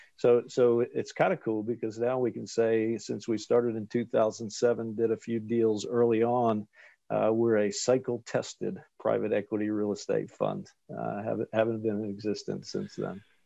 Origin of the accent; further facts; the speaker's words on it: Wilmington, Delaware, United States; moved away as an adult; also born or lived in Washington, D.C. / Texas; now in Chapel Hill, United States; I'm originally from Wilmington, Delaware